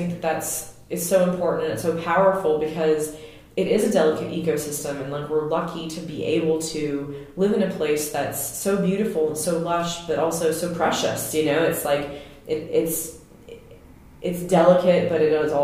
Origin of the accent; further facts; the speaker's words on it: Louisiana, United States; moved away; I'm from Louisiana, and I understand, I feel like, what it's like to be from the deep South, and then what it's like to be a transplant